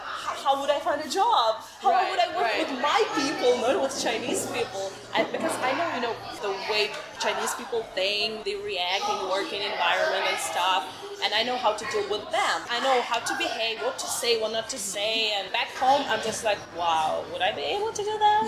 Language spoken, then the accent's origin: English; Netherlands; English is a second language; now in China; I'm from Holland, and I've lived in China for 4.5 years.